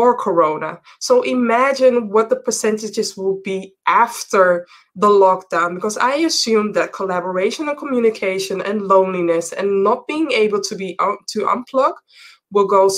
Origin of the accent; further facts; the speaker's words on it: Amsterdam, North Holland, Netherlands; born and raised in Amsterdam. I'm currently broadcasting from Amsterdam, the Netherlands.